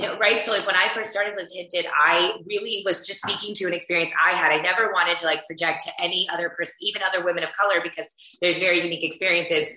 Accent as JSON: {"language": "English", "town": "Houston", "region": "Texas", "country": "United States", "tie": "born or raised there", "said": "I grew up in Houston, Texas, which is where I am right now"}